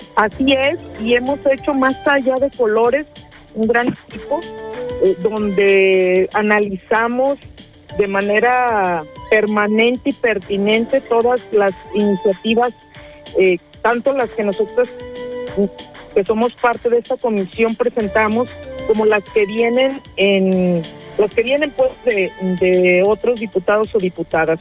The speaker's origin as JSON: {"language": "Spanish", "town": "Jocotepec", "region": "Jalisco", "country": "Mexico", "tie": "born or raised there", "said": "en mi municipio de donde soy este, nativa y he vivido toda, todo el tiempo"}